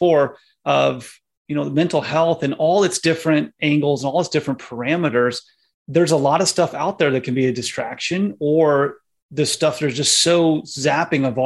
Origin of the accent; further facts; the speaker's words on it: Indiana, United States; a native Hoosier here in Indiana.